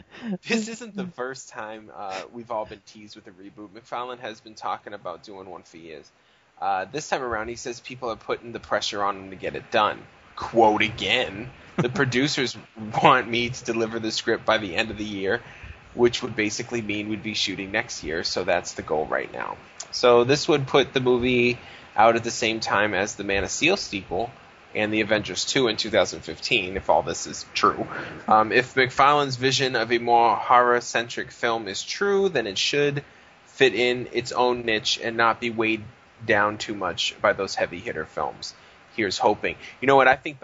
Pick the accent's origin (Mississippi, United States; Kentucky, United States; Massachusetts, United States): Massachusetts, United States; Boston; You know, growing up in Southie.